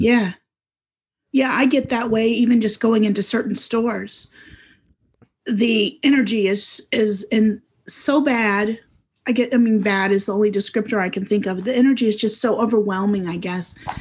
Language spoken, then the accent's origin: English; South Carolina, United States; also born or lived in Florida / Massachusetts / Cyprus; ever since the third grade, so for most of my life, I've lived in South Carolina in some place